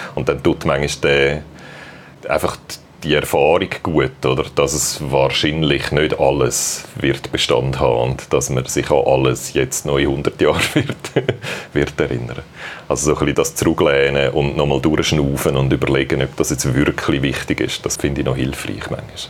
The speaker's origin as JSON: {"language": "German", "town": "Wetzikon", "region": "Zurich", "country": "Switzerland", "tie": "born or raised there", "moved": "as an adult", "lives_now": "Fehraltorf, Switzerland", "said": "Ich bin in Wetzigen aufgewachsen, wo noch ein bisschen weiter da im Zürcher Oberland ist"}